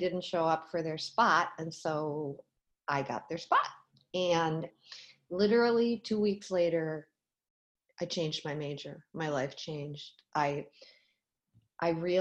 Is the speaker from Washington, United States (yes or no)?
no; Minneapolis, Minnesota, United States; moved away as an adult; I grew up in Minneapolis